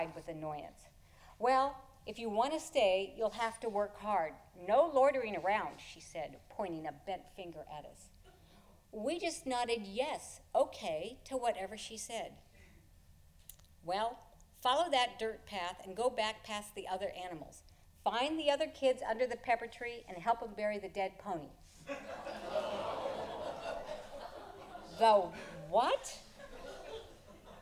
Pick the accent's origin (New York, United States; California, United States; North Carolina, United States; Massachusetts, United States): California, United States; near Pasadena; I grew up near Pasadena in the 60s